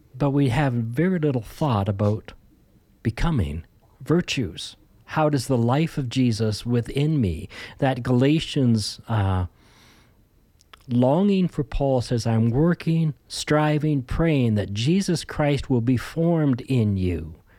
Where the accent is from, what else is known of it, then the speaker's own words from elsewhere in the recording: Ontario, Canada; moved away as an adult; also born or lived in Alberta / Saskatchewan; now in British Columbia, Canada; Born and raised in Ontario and started to, uh, move west.